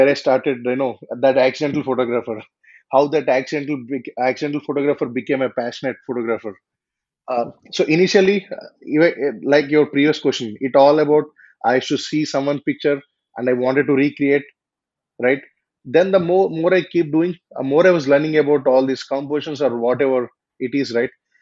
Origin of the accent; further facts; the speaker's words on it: India; my hometown and its surroundings